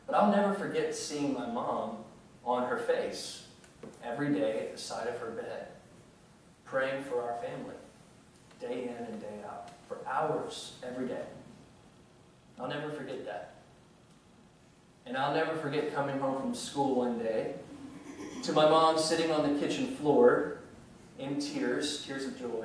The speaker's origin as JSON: {"language": "English", "region": "rural Louisiana", "country": "United States", "tie": "born or raised there", "said": "When I was a young child in rural Louisiana, yes, I am from Louisiana"}